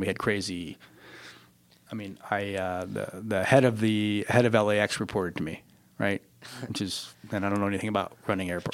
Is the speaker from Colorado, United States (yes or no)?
yes; Colorado, United States; moved away as an adult; also born or lived in New York City; now in Los Angeles, United States; I grew up in Colorado, so I w- wasn't obviously on the coasts and part of that world, but grew up in Colorado